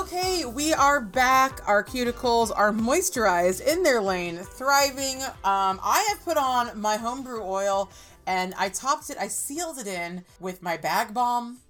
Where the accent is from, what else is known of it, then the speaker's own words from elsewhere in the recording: Orange County, California, United States; I'm from Orange County, California.